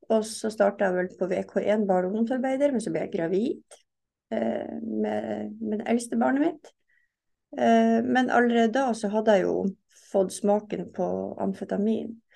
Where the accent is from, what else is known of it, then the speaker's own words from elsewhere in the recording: Fauske, Nordland, Norway; moved away as an adult; now in Oslo, Norway; Ja, har jo vokst opp som sagt på Fauske. Flytta til Oslo i 2002.